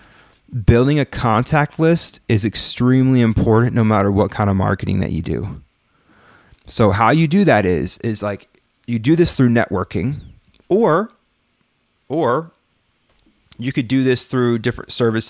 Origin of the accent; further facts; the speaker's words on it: Brookhaven, Mississippi, United States; I don't feel bad now because no one takes me serious in my hometown. Brookhaven, Mississippi.